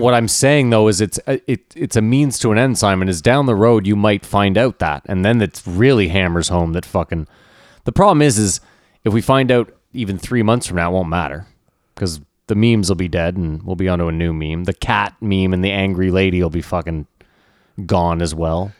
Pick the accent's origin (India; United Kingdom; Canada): Canada; we're Canadian